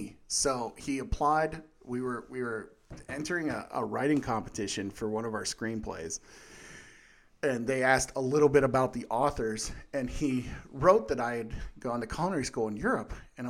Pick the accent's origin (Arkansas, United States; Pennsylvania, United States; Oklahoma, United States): Pennsylvania, United States; Uniontown; also born or lived in Irwin; So I usually say Pittsburgh to shorten things, but I grew up mostly in Uniontown and Irwin and, well, like 40 other places too because we moved around a lot.